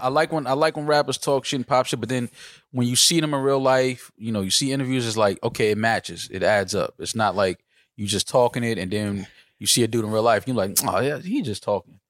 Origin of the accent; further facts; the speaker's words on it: New York City, New York, United States; as a New Yorker